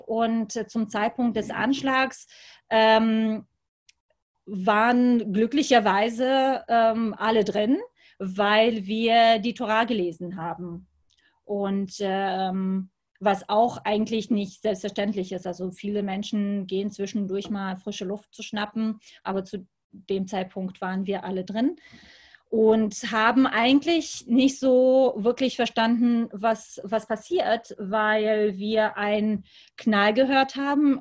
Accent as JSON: {"language": "German", "town": "Lübeck", "region": "Schleswig-Holstein", "country": "Germany", "tie": "born or raised there", "said": "und auch in Lübeck, in meiner Heimatstadt"}